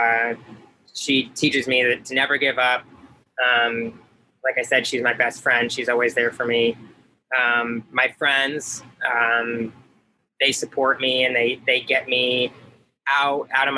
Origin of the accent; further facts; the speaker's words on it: St. Petersburg, Florida, United States; I grew up in St. Petersburg, Florida.